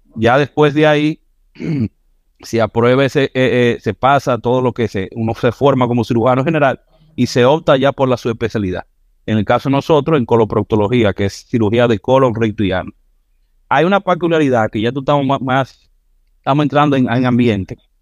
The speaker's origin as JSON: {"language": "Spanish", "town": "Santiago de los Caballeros", "region": "Santiago", "country": "Dominican Republic", "tie": "born or raised there", "said": "yo soy santiaguero, nací aquí en Santiago, por ahí por los 80."}